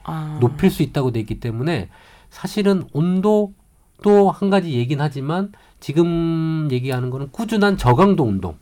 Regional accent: Namhae, South Gyeongsang, South Korea; 저희가 지금 사실 고향이 경상남도 남해거든요

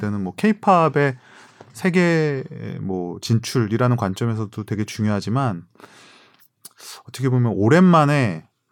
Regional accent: South Korea; moved away as an adult; also born or lived in United States; 한국에서 온 그냥 유학생일 뿐이더라는

